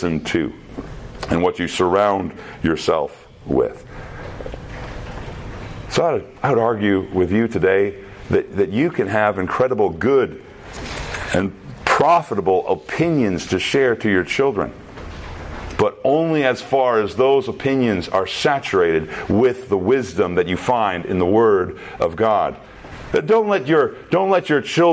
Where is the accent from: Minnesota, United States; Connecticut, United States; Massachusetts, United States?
Minnesota, United States; also born or lived in Texas; I came from Minnesota to Texas. Up in Minnesota, we say things a little bit different than the way they speak down there in Texas.